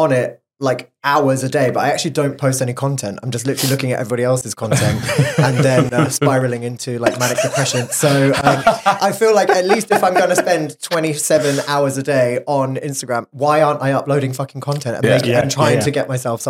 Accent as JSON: {"language": "English", "area": "Oxfordshire", "region": "South East England", "country": "United Kingdom", "tie": "born or raised there", "also_born_or_lived": "Texas, United States", "moved": "as an adult", "lives_now": "Barcelona, Spain", "said": "I grew up in Oxfordshire, which is kind of, beautiful. It's nice to go back there and visit it now."}